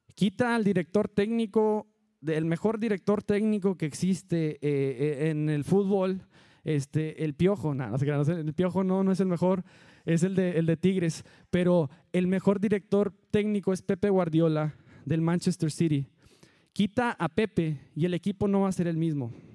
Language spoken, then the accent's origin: Spanish; Allende, Mexico; moved away; Todos los que somos de Allende